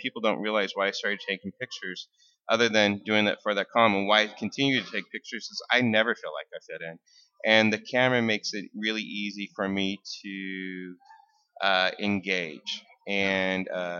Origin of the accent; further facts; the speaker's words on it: Burbank, Washington, United States; also born or lived in The Dalles, Oregon / Grand Coulee, Washington; I grew up in the Dalles. I was born in the Dalles, and then it gets a lot worse. ended up in a little town called Grand Coulee, and then I ended up in a town called Burbank, Washington, outside of the Tri-Cities.